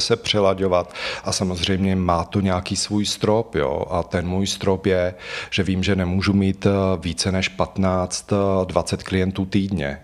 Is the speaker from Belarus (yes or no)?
no; Slovakia; moved away as an adult; now in Prague, Czechia; Já vlastně pocházím ze Slovenska, tu, tu vysokou školu jsem vystudoval na Slovensku a pak jsem se přestěhoval do Prahy